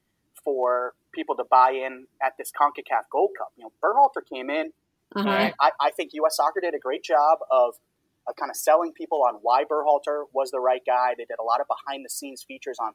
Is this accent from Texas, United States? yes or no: no; Boston, Massachusetts, United States; my hometown in Boston